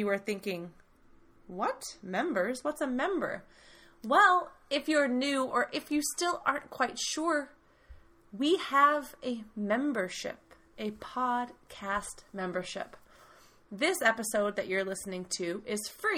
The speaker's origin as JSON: {"language": "English", "country": "United States", "said": "I am the American half, talking to you from the United States"}